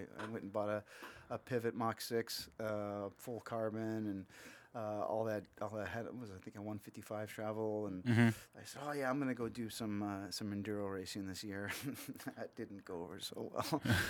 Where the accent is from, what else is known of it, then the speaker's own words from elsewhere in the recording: Laguna Hills, California, United States; I grew up in Laguna Hills. So